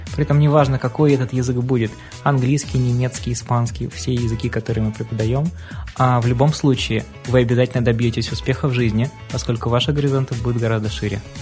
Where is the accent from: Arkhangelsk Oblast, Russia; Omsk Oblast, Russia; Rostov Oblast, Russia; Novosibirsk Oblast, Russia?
Arkhangelsk Oblast, Russia; moved away as an adult; now in Saint Petersburg, Russia